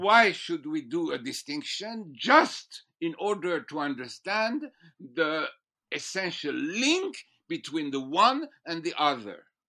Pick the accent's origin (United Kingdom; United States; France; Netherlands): France; moved away as an adult; also born or lived in Strasbourg / Jerusalem; I was born in France